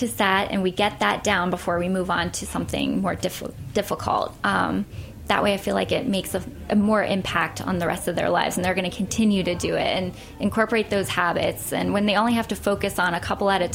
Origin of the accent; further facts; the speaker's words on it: Pittsburgh, Pennsylvania, United States; now in New York, United States; Pittsburgh, which is my hometown